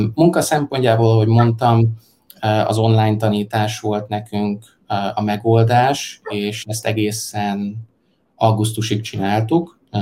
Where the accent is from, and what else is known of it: Hungary; now in China